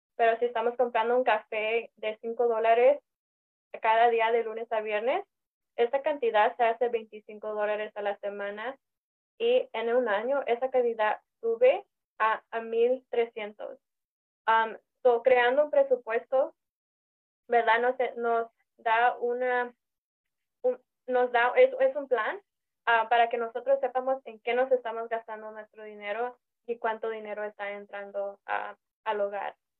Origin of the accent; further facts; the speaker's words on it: Los Angeles, California, United States; yo nací aquí en Los Ángeles, mis papás son de México, son del estado de Guerrero